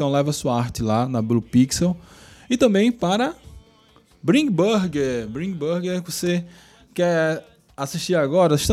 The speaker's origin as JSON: {"language": "Portuguese", "town": "Recife", "region": "Pernambuco", "country": "Brazil", "tie": "born or raised there", "moved": "as an adult", "lives_now": "Aracaju, Brazil", "said": "eu sou natural de Recife. Eu nasci em Recife"}